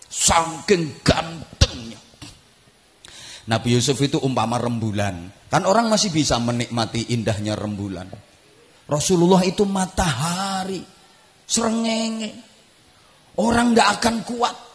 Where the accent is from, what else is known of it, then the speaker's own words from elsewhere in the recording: Indonesia; Bagi kita bangsa Indonesia juga harus kita tanamkan prinsip seperti ini. Aku mencintai Indonesia karena aku dilahirkan di Indonesia.